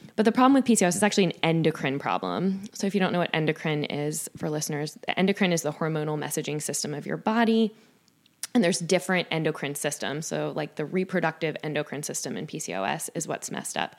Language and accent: English; Jacksonville, Florida, United States; moved away as an adult; now in Saint Louis, United States; my hometown in Jacksonville, Florida